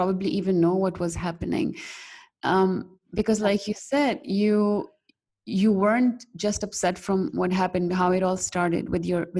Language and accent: English; Pakistan; I'm from Pakistan